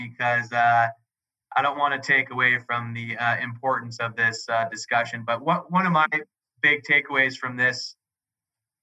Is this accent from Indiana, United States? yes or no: no; San Diego, California, United States; I grew up in San Diego in a beautiful home